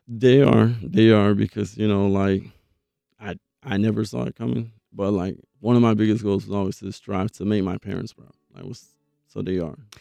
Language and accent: English; Belle Glade, Florida, United States; now in Jacksonville, United States; I'm from Belgrade, Florida